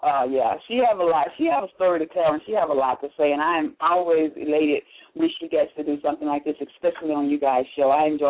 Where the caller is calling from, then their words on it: Dallas, Texas, United States; I'm calling from Dallas, Texas.